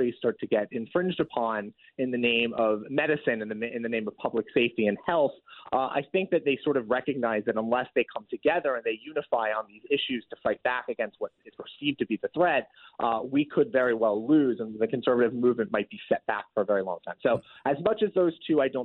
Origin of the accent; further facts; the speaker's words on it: Portland, Oregon, United States; moved away; I'm from Portland, Oregon